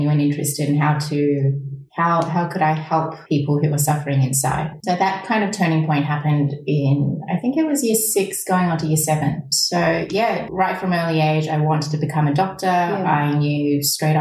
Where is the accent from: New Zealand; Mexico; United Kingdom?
New Zealand; my formative years being spent in a country that's different to my motherland, growing up in New Zealand, being the only Asian child in the whole school at the time.